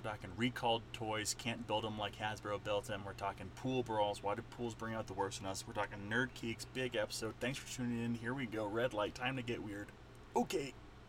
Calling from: Estes Park, Colorado, United States; Nick is recording from Brooklyn. I'm recording from Estes Park, Colorado.

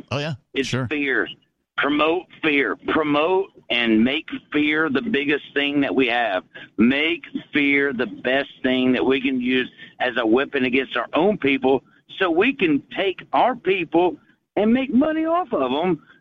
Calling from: Chattanooga, Tennessee, United States; I'm … from

